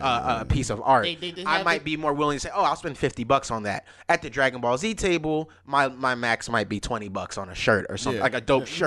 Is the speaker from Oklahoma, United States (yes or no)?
no; Atlanta, Georgia, United States; We're from Atlanta.